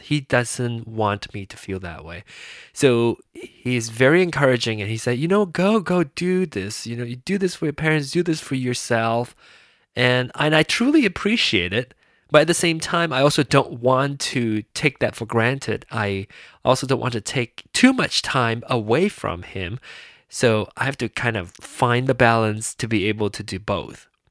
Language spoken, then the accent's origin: English; Penang, Malaysia; moved away; my hometown, my place of birth